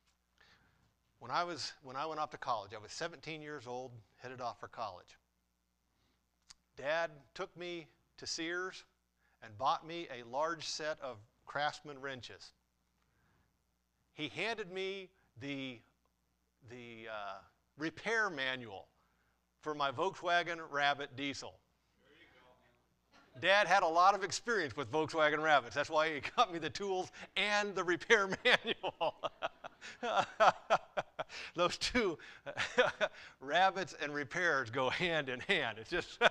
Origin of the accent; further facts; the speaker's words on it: Runnels, United States; I grew up in Runnels